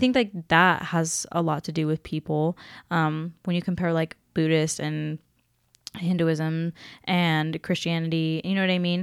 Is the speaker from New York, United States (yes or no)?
no; Seattle, Washington, United States; moved away; I'm from Seattle, back in Washington